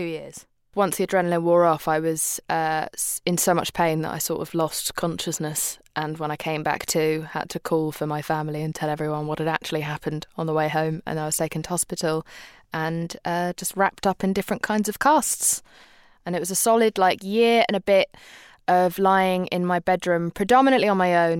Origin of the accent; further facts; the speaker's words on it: England, United Kingdom; also born or lived in Pakistan; I grew up in a time where England was incredibly racist towards people from Muslim backgrounds, and I came from Pakistan. So that was a really tricky time for my brother and I growing up in that country